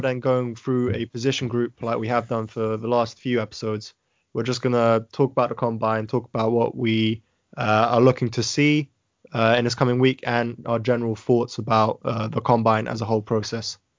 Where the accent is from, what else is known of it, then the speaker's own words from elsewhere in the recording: United Kingdom; being British